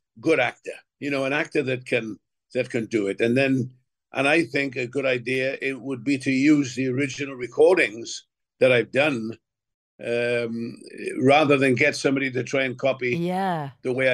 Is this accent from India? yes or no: no; Wales, United Kingdom; there was quite a few factories in my hometown